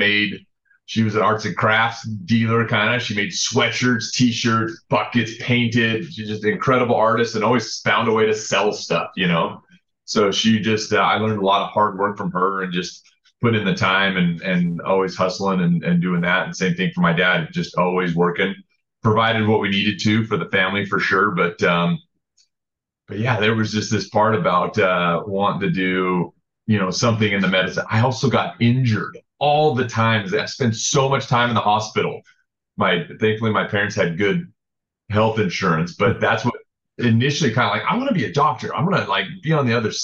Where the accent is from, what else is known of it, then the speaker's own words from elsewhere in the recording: Salt Lake City, Utah, United States; moved away as an adult; also born or lived in Japan; now in San Diego, United States; Grew up in Salt Lake